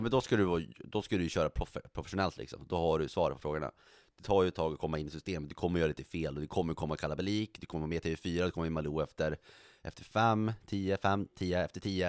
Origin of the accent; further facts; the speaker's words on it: Norrland, Sweden; now in Stockholm, Sweden; jag identifierar mig så kraftigt som, som norrlänning och vill inte tappa det